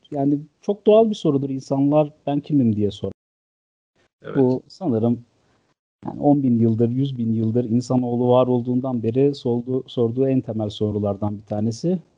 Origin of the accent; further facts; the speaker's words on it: Malatya, Turkey; moved away as an adult; also born or lived in Ankara / Istanbul / England; Ee, ben 1982 Malatya doğumluyum. Yani 12 Eylül sonrasında sağ sol çatışmaları bittikten sonranın Malatya'sında doğdum. Ee, bütün hayatım burada geçti. E, ilk 18 yılım lise bitene kadar.